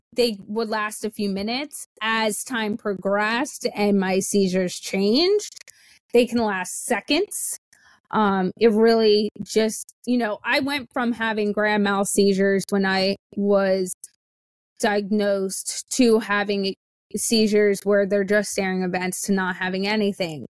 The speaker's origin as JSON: {"language": "English", "region": "the South", "country": "United States", "tie": "born or raised there", "said": "I was born in the South in the summer."}